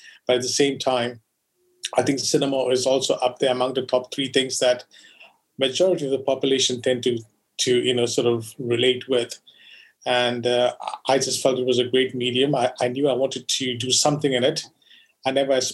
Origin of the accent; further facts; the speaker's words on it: Goa, India; I grew up in Goa